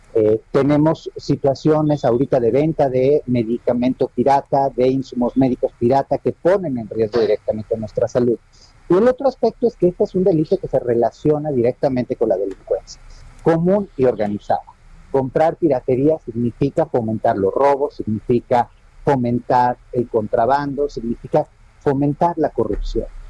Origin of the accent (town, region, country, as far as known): Mexico